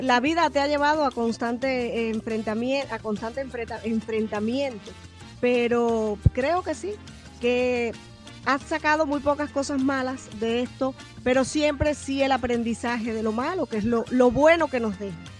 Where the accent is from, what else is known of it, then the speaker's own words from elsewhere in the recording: Banes, Holguín, Cuba; now in Miami, United States; yo soy del municipio Banes y muchos años ya acá, pero soy del municipio Banes de la provincia de Holguín.